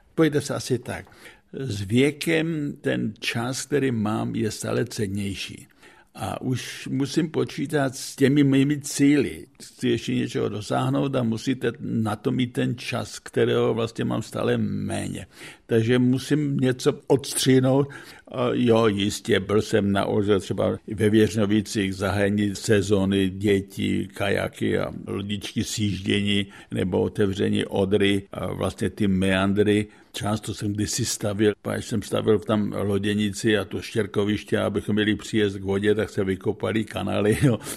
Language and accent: Czech; Czechia; moved away as an adult; also born or lived in Bohumín, Czech Republic; now in United States; jako Čech jsem obdržel vyznamenání od amerického prezidenta